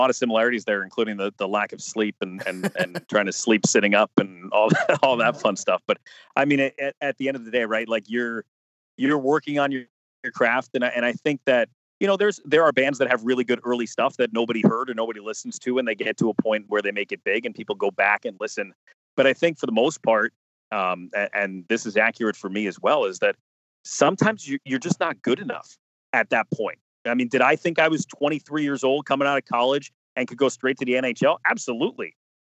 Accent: New Jersey, United States; I grew up in New Jersey, but I grew up in North Jersey, right outside New York City. I consider myself having grown up in the New York market.

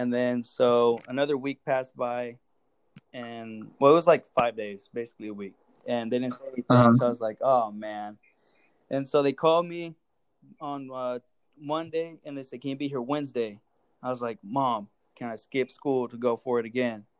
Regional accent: Texas, United States; I'm from Texas

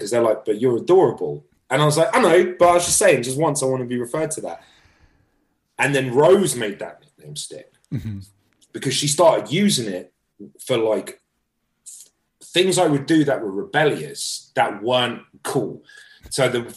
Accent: London, United Kingdom; moved away as an adult; also born or lived in Britain; now in United States; growing up in London

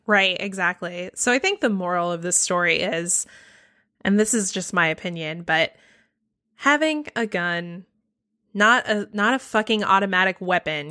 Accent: the South, United States; I live in the South. I grew up in the South.

